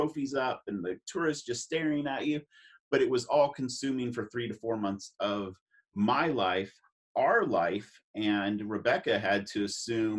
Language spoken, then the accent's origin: English; California, United States; moved away as an adult; now in Alaska, United States; We're from California for the most part